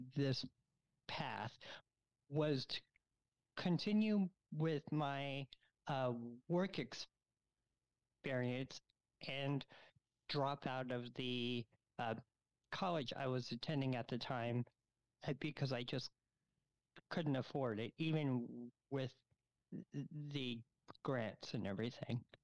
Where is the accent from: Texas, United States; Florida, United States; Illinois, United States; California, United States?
Florida, United States; moved away as an adult; also born or lived in New York; now in Chicago, United States; I was born in New York, but I grew up in Florida